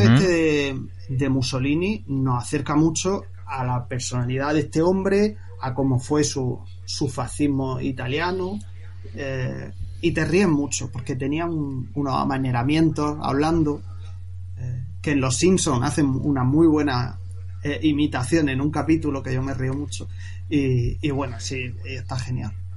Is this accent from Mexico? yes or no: no; Murcia, Region of Murcia, Spain; also born or lived in Seville; yo luego me vine de Sevilla aquí a Murcia, yo soy de Murcia